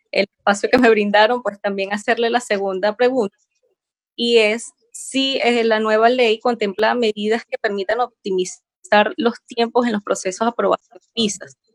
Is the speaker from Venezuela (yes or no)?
yes; Venezuela; moved away as an adult; now in Chile; yo soy venezolana, tengo ya dos años acá residencia en Chile.